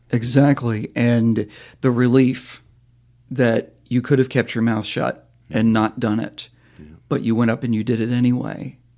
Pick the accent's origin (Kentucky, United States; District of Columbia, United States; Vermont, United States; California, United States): Vermont, United States; where I grew up in Vermont